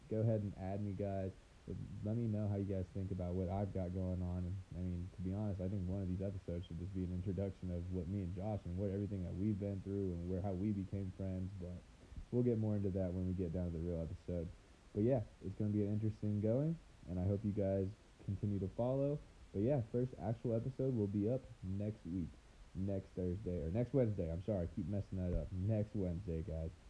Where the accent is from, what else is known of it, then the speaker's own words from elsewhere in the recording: Jacksonville, Florida, United States; now in Denver, United States; I'm 23. I'm from Jacksonville, Florida. I'm currently residing in Colorado, Denver to be precise.